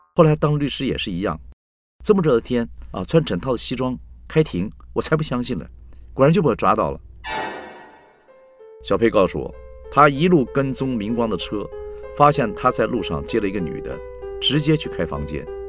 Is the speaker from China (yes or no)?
no; Taiwan; 两光是我们台湾人说这个人傻傻的，办事不牢靠